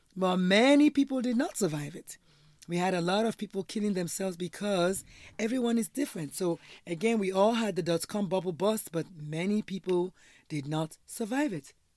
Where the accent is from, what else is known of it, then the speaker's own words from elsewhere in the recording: Nigeria; now in United States; I'm Nigerian